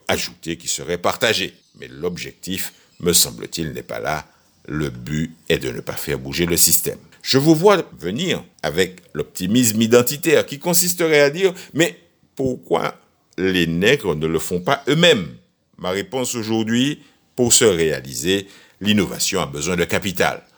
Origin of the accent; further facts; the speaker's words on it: Martinique; chez nous en Martinique